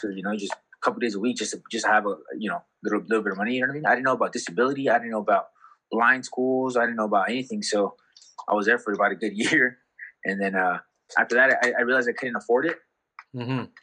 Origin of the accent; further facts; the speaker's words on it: Ensenada, Baja California, Mexico; also born or lived in San Pedro, California / Carson, California; I was born in San Pedro, California, so that's like in L- L- LA County, and then uh, you know I was only there for uh, a very short time.